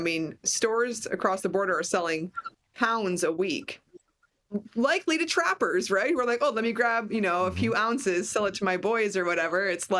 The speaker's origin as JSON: {"language": "English", "region": "Wisconsin", "country": "United States", "tie": "born or raised there", "moved": "yes", "said": "I mean, Wisconsin is my home state, and you know, they're right over the border from where I live now."}